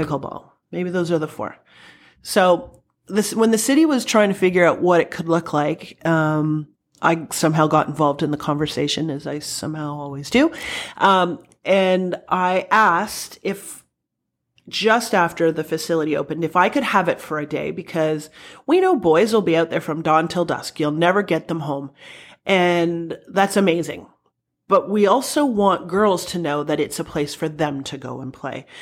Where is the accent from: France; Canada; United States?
Canada; Welland, Ontario; I grew up in Welland.